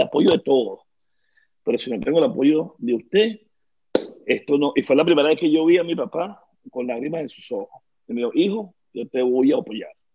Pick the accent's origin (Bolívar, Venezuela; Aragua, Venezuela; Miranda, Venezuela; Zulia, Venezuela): Miranda, Venezuela; Petare; Nací en Caracas, en eh, la, universidad, mira yo, en la maternidad Concesión Palacio, pero me crié en Petare, ¿no? en Petare viví mis primeros 20 años de, de vida